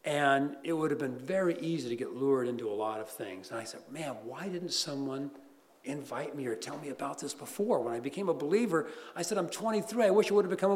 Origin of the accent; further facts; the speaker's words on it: Los Angeles, California, United States; I grew up in the San Fernando Valley of Los Angeles